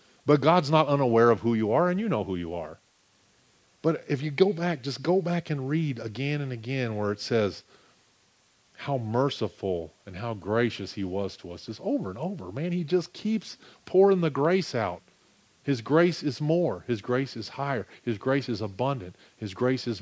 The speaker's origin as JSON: {"language": "English", "country": "United States", "said": "I'm an American"}